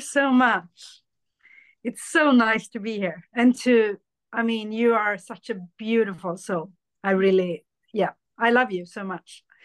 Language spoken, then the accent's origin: English; Sweden; also born or lived in India; I was born in India, but I was adopted to Sweden